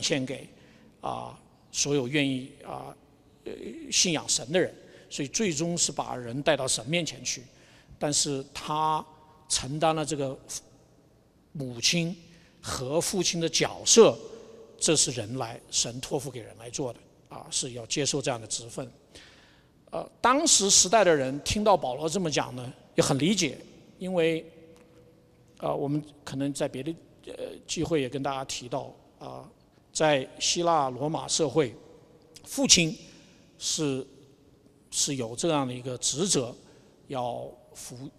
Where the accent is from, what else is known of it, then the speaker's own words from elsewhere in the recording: Wuhan, Hubei, China; now in Albuquerque, United States; 我出生在武汉，所以算，算半个武汉人吧